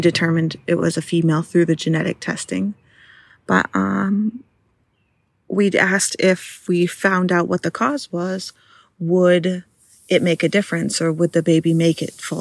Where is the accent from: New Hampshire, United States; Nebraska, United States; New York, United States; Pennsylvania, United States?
New Hampshire, United States; I had to leave my hometown